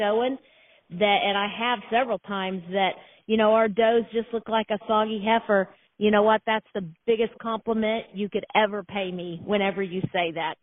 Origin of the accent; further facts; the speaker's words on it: Norman, Indiana, United States; We're from Norman, Indiana